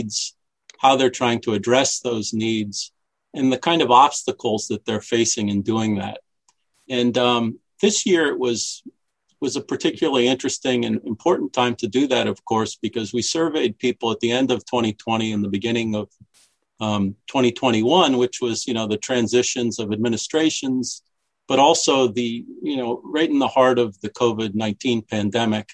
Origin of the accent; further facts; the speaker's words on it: Washington, District of Columbia, United States; I grew up in Washington, D.C.